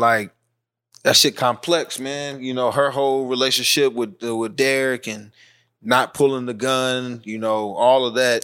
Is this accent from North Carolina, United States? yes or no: yes; North Carolina, United States; I grew up in North Carolina, and the part of North Carolina I grew up wasn't that political, wasn't that Southern